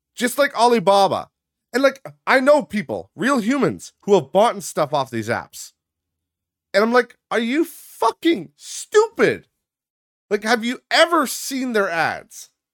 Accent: Midwest, United States; I grew up in the Midwest. I still reside in the Midwest, as you all know.

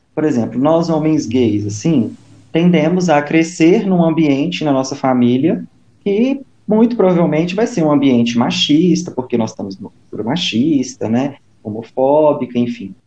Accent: interior of Minas Gerais, Brazil; now in Belo Horizonte, Brazil; sou mineiro do interior, mas moro atualmente em Belo Horizonte

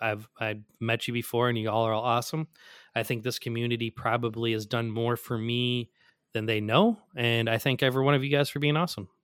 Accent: Midwest, United States; now in New Jersey, United States; And I'm from the Midwest where like you could see, like you do touch your neighbors like in subdivision.

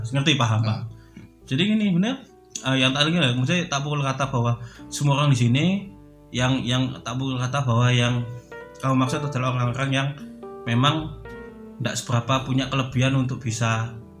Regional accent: Surabaya, East Java, Indonesia; aku kan dari Surabaya

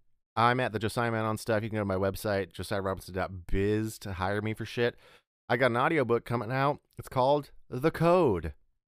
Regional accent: Australia; accent: Australian; I'm going to do the whole next episode on my Australian accent

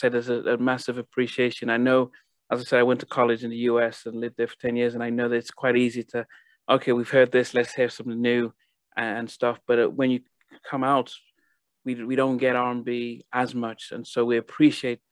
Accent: Nigeria; also born or lived in United States; now in United Kingdom; that song traveled over to Nigeria, and I was still in high school, and you know, we didn't get American DJs and stuff, so for it to come on our radio

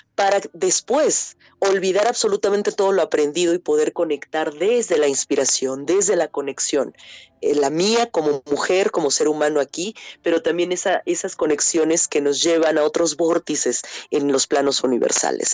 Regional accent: Chiapas, Mexico; moved away; also born or lived in central Mexico; soy una artista y compositora originaria de Chiapas, México

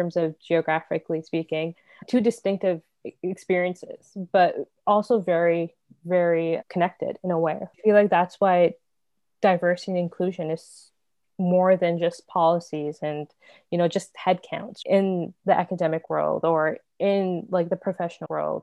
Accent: Markham, Ontario, Canada; also born or lived in Toronto; I was born in Toronto, raised in Markham

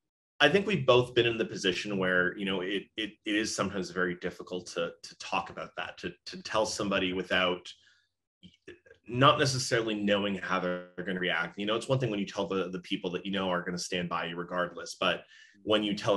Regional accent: Brampton, Ontario, Canada; also born or lived in Mexico; I was born in Mexico. {S1} Yeah. {S2} We moved back and forth constantly between Mexico and then Brampton. So Brampton's mostly where I grew up.

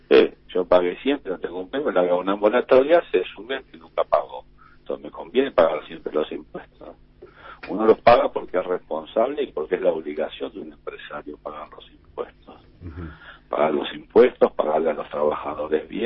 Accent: Argentina; Nunca pensé en irme de Argentina nunca me Nunca de Argentina, de mi país. Es decir, yo quiero vivir en mi país.

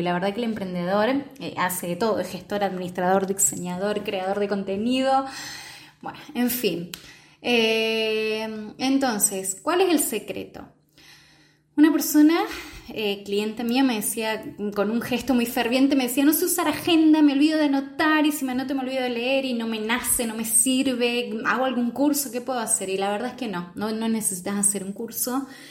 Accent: Argentina; soy de Argentina

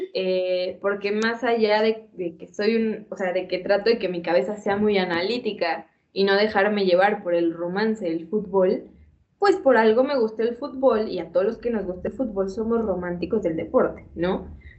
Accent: Mexico; como cualquier mexicano y cualquier mexicana

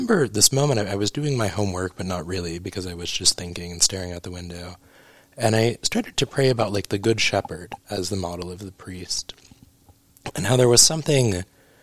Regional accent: Oklahoma, United States; also born or lived in St. Louis; I grew up in Oklahoma

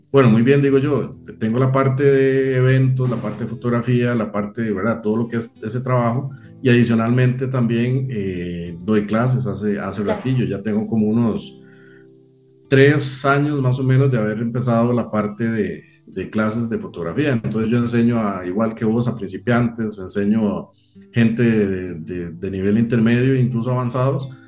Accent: Cartago, Costa Rica; Bueno, yo soy eh, costarricense, eh, vivo y siempre he vivido en la provincia de Cartago

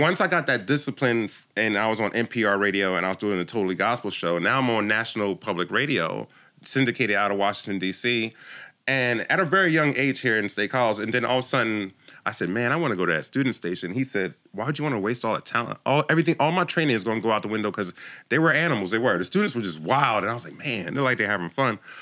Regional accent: Jamaica; moved away; also born or lived in Philadelphia, United States; I came from Jamaica. I was born in Jamaica, a small island

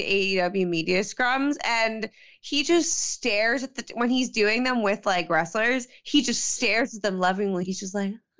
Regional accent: Long Island, New York, United States; moved away; I was proud to be from Long Island

